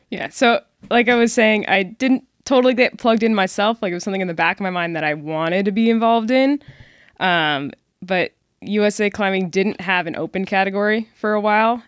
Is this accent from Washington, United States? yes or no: yes; Seattle, Washington, United States; moved away as an adult; also born or lived in Dallas, Texas; now in Frisco, Texas, United States; I grew up in the Seattle area, suburbs, Spanish, Washington. Moved down to D F W for college